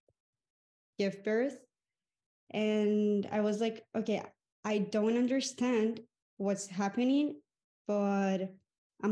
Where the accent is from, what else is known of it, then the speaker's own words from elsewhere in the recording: Colombia; I'm from Colombia.